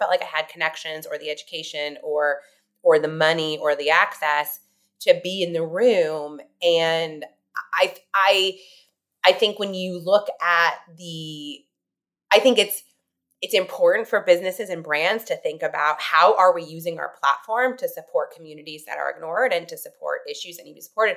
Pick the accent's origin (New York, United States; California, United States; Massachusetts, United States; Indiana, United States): Indiana, United States; I grew up in Indiana